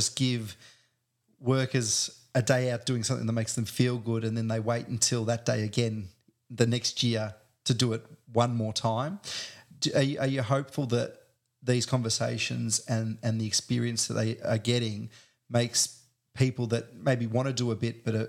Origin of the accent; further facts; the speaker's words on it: Australia; I'm one of these Australians